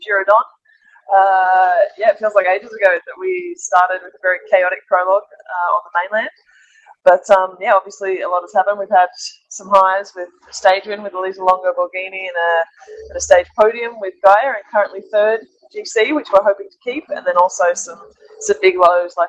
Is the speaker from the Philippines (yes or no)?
no; Australia; moved away; I'm Australian, my family is a long way from Europe